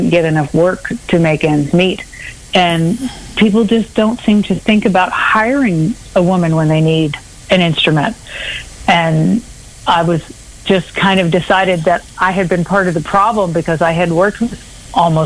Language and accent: English; Maryland, United States; moved away as an adult; also born or lived in Washington, D.C. / New York City / North Carolina; now in Texas, United States; we emigrated to Maryland when I was about three. And I grew up just over the D.C. line, and then spent, you know, a big chunk of my life in Maryland